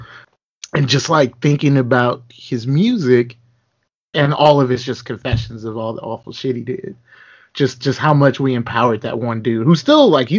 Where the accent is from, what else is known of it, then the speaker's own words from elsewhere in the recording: Lakeland, Florida, United States; growing up in Lakeland